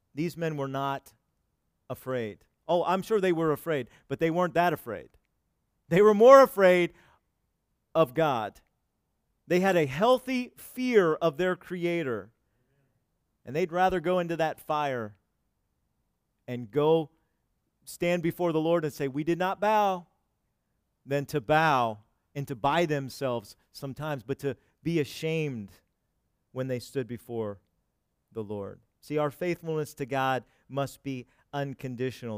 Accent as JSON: {"language": "English", "country": "United States", "said": "we've had it so comfortable here in America as American Christians."}